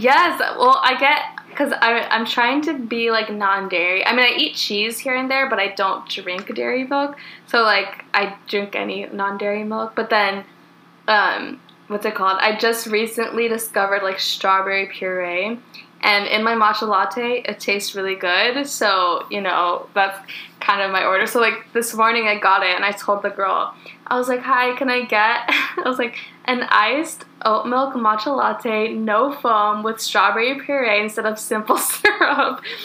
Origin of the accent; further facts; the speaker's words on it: California, United States; also born or lived in Oregon; we were both born and raised in California